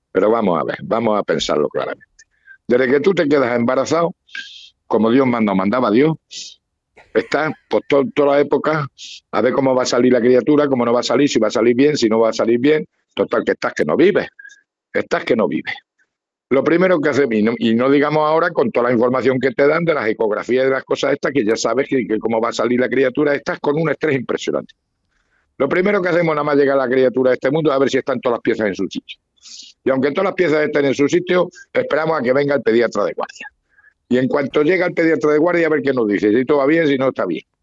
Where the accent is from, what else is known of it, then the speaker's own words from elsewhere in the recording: Castilla-La Mancha, Spain; Hombre, pero yo tengo, yo, hombre, yo soy manchego